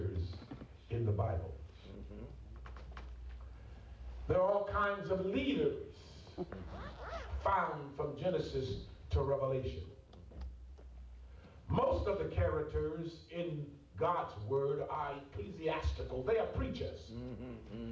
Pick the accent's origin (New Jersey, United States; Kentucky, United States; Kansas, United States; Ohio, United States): Ohio, United States; also born or lived in Atlanta; I'm from Ohio